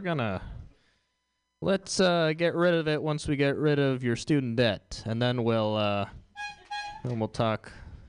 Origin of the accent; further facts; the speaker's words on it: Houston, Texas, United States; All right, I'm from Houston.